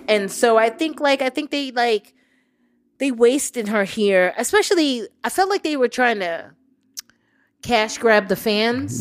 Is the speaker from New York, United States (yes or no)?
yes; New York, United States; I was born and raised in New York, I got southern based relatives